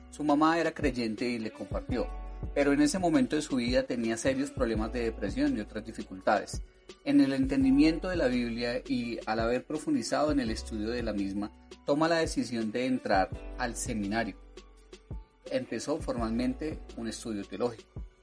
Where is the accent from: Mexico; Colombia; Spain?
Colombia; Bogotá; Soy de aquí, de Bogotá, sí, señor.